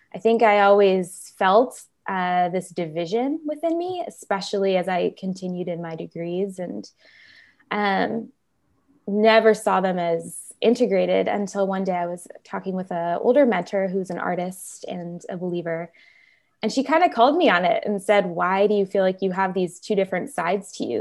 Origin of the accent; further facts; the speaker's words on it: Chicago, Illinois, United States; moved away as an adult; now in California, United States; originally I am from Chicago, uh, the northwest side of Chicago, so I'm a Midwest girl at heart. Um, but I came out to California in twenty thirteen for college, and I've been here ever since